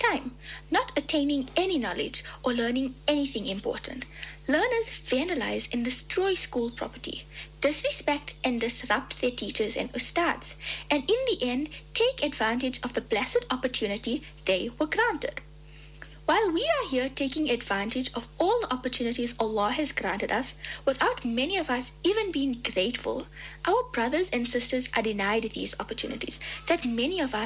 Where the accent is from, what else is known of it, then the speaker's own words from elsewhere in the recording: Belfast, Mpumalanga, South Africa; I am from Belfast, Mpumalanga.